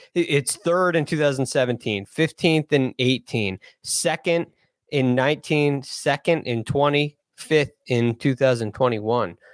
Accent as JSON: {"language": "English", "country": "United States", "said": "being an American"}